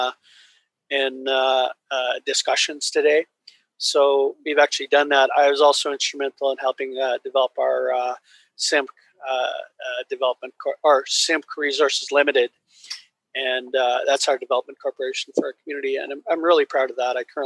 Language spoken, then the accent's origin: English; Simpcw First Nation, British Columbia, Canada; I'm from the Simp First Nation. We're one of 16 nations that make up the Shuswap Nation